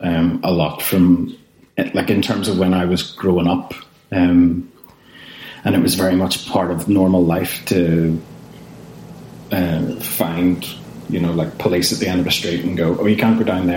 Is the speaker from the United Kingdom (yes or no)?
yes; Northern Ireland, United Kingdom